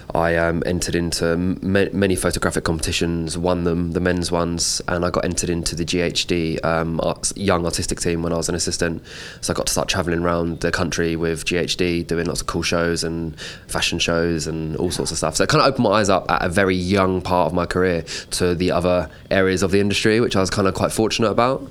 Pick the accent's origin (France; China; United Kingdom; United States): United Kingdom; London; I grew up just on the outskirts of London, kind of like North London areas